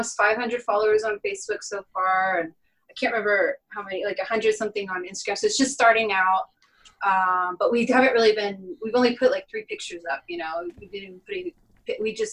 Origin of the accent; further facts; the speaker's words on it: Texas, United States; moved away; I grew up in Texas.